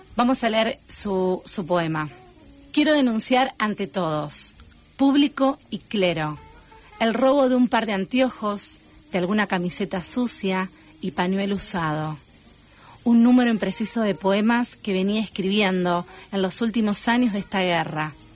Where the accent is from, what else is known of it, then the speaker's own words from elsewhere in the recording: Pergamino, Buenos Aires Province, Argentina; yo soy de Pergamino, oriunda